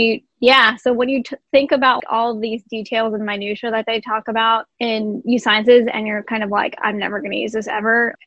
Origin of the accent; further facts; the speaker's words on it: Jersey City, New Jersey, United States; I am originally from Jersey City, New Jersey